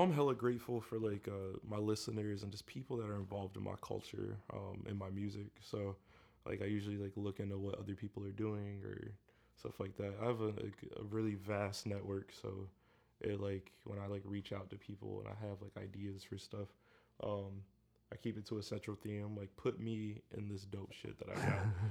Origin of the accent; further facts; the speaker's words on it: Elyria, Ohio, United States; Elyria, which is my hometown.